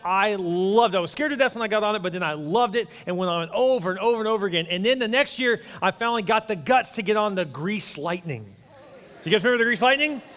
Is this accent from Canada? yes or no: no; Houston, Texas, United States; I grew up in Houston, actually near Joel, actually not far from him